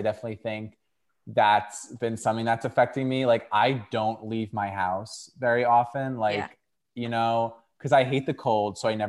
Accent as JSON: {"language": "English", "region": "New York", "country": "United States", "tie": "born or raised there", "said": "I've born and raised in New York."}